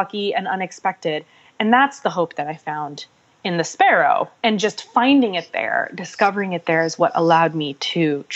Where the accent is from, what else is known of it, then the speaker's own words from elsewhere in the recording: Pakistan; my own people, my family, being that I'm Pakistani.